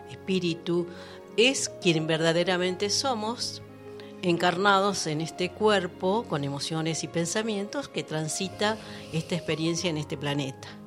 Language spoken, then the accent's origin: Spanish; Buenos Aires, Argentina; now in La Cumbre, Argentina; Eh, yo soy de oriunda de Buenos Aires.